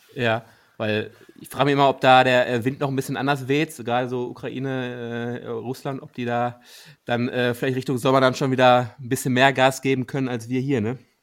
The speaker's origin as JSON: {"language": "German", "area": "Ruhr area", "region": "North Rhine-Westphalia", "country": "Germany", "said": "Wir kommen ja aus dem Ruhrgebiet"}